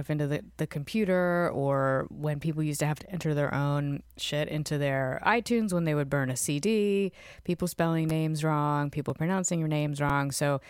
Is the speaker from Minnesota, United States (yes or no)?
no; Fredericksburg, Virginia, United States; I grew up in Virginia, a town called Fredericksburg, which has a college in it and is, you know, an hour from D.C. and an hour from Richmond. So like, pretty cultural given how small it was at the time.